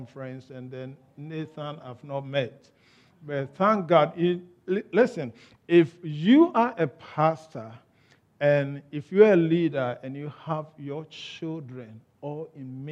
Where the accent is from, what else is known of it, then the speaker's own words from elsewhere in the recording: Ghana; accent: Ghanaian; moved away as an adult; now in United Kingdom; I was born in Ghana. I was bred in Ghana. I grew up in Ghana. I had my education in Ghana